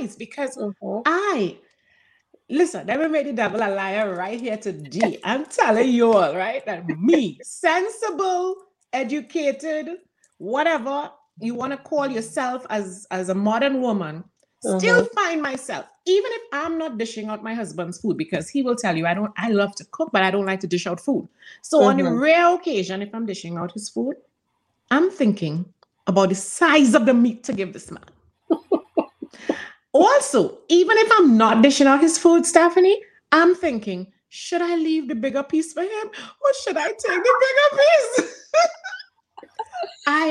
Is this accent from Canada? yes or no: no; Trinidad & Tobago; moved away; growing up in Trinidad